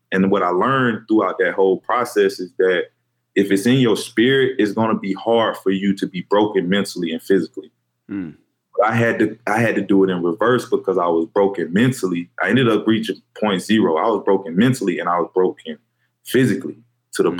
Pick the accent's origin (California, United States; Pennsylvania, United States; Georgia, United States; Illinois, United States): Georgia, United States; Fairburn; I'm from Fairburn, Georgia, a little small, right outside Atlanta